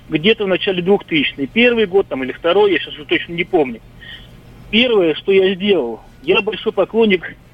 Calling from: Moscow, Russia; я из Москвы.

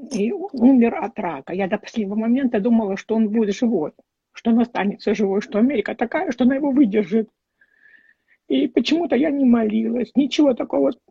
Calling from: California, United States; я из Калифорнии.

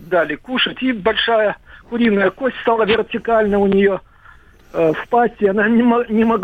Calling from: Moscow Oblast, Russia; Из Подмосковья.

